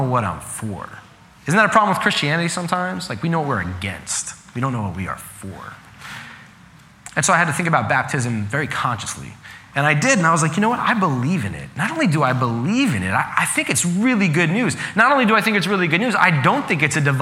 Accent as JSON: {"language": "English", "area": "Long Island", "region": "New York", "country": "United States", "tie": "born or raised there", "said": "I grew up in Long Island, and most people in Long Island are Catholic."}